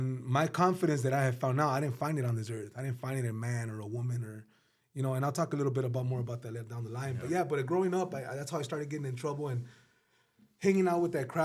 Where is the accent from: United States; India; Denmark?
United States; Los Angeles, California; also born or lived in San Fernando Valley; now in Palmdale, United States; I grew up in Pacoima, California. Well, I grew up all over the valley, but my earliest days were in Pacoima, California